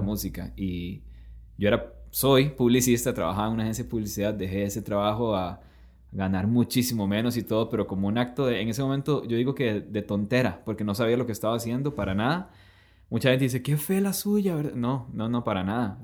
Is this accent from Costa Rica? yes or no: yes; Costa Rica; somos costarricenses